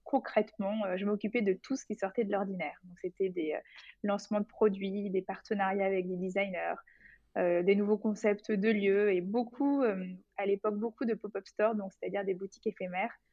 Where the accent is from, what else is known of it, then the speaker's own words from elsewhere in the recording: Bordeaux, Nouvelle-Aquitaine, France; moved away; also born or lived in Paris; je viens de Bordeaux